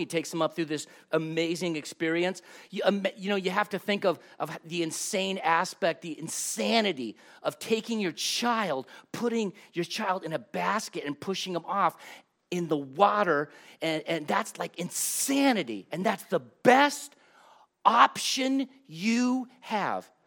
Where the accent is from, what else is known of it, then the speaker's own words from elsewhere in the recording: Los Angeles, California, United States; I grew up in Los Angeles